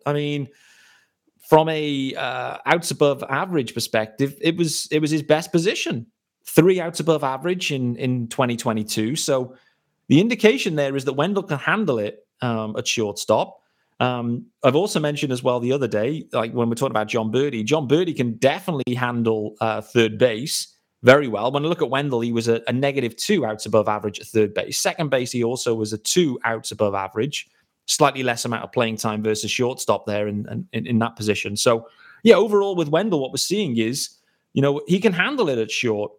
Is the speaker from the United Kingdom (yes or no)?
yes; United Kingdom; As a British fan